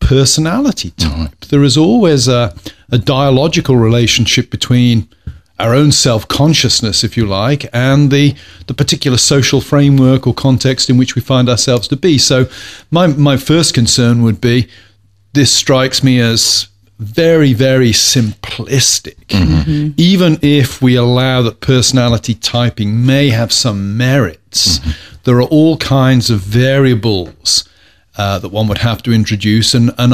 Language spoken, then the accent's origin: English; England, United Kingdom; I'm an English person